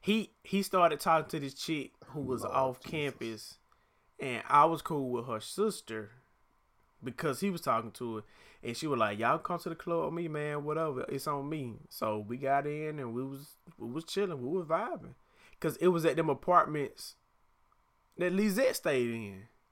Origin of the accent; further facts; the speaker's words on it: Atlanta, Georgia, United States; I'm from Atlanta.